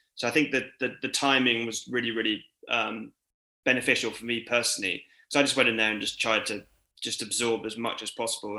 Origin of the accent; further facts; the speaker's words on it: Cirencester, South West England, United Kingdom; I grew up in Cirencester, which is about half an hour away from Cheltenham